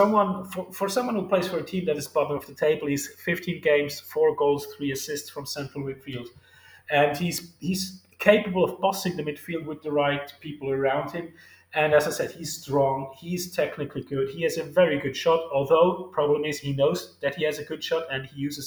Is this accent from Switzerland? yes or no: yes; Switzerland; my home country